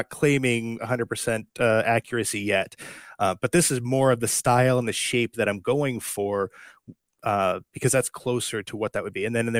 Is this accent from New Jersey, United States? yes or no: no; Upper Peninsula of Michigan, United States; born or raised there; moved away